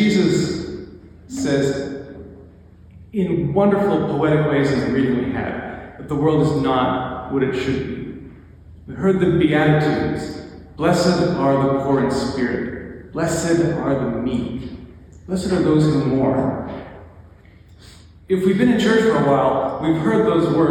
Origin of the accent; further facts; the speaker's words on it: Lacombe, Alberta, Canada; I grew up in Lacombe, which is basically the Bible Belt of Alberta